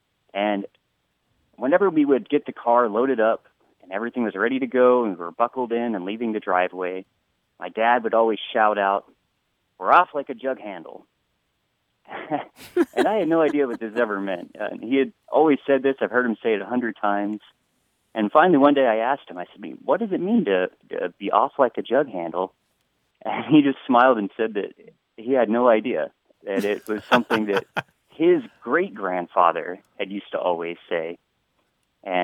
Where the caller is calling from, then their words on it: Honolulu, Hawaii, United States; I'm calling from Honolulu, Hawaii.